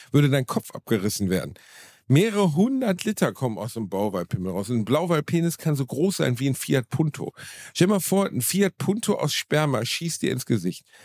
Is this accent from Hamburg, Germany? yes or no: no; Gelsenkirchen, North Rhine-Westphalia, Germany; in Gelsenkirchen, Rotthausen, wo ich herkomme